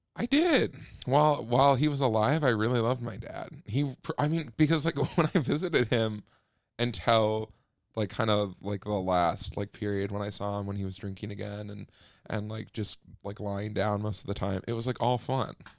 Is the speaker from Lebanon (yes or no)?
no; Minneapolis, Minnesota, United States; moved away; also born or lived in Ely, Minnesota; I grew up there and I grew up in Ely, Minnesota, which is, like, way up north